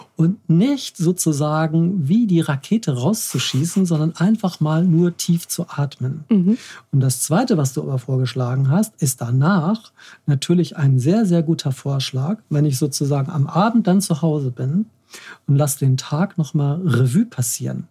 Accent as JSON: {"language": "German", "region": "Hamburg", "country": "Germany", "said": "als Hamburger"}